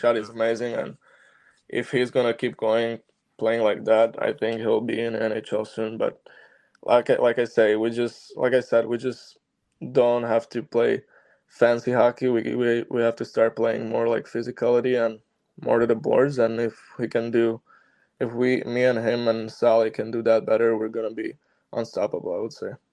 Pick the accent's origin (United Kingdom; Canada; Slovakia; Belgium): Slovakia; born or raised there; moved away